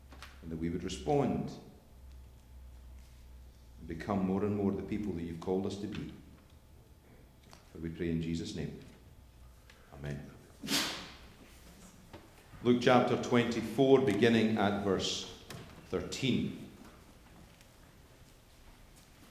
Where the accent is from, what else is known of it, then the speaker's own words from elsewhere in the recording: Scotland, United Kingdom; moved away as an adult; now in United States; I'm Scottish